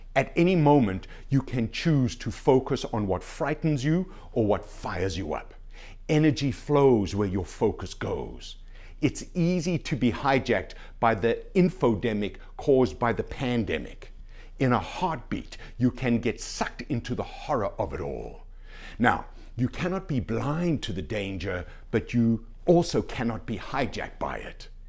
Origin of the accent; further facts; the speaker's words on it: Canada; being a Canadian citizen